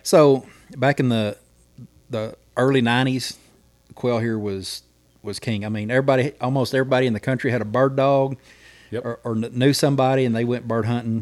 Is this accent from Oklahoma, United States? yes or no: yes; McCurtain County, Oklahoma, United States; I'm from McCartan County